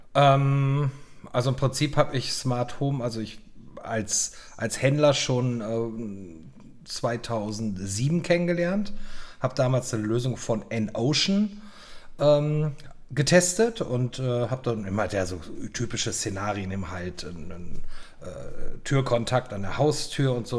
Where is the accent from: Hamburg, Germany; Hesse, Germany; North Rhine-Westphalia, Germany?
North Rhine-Westphalia, Germany; also born or lived in Miami / Munich / Berlin; now in Prague, Czech Republic; ich bin 49 Jahre alt, ich bin am Niederrhein aufgewachsen